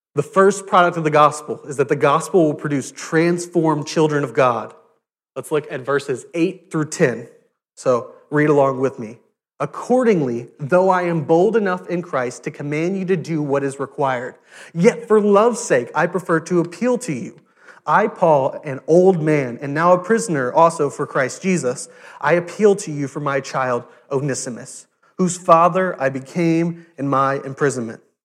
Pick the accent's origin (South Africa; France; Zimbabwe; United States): United States; South Louisiana; I went to Catholic school, I'm from South Louisiana, Catholic school is, is everywhere